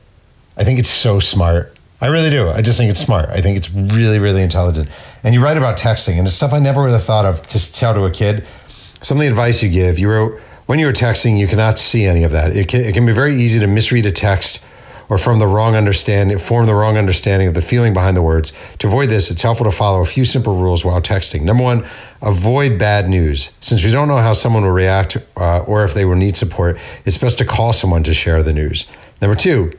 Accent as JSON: {"language": "English", "area": "near Carmel", "region": "New York", "country": "United States", "tie": "born or raised there", "said": "Carmel, New York, near my hometown"}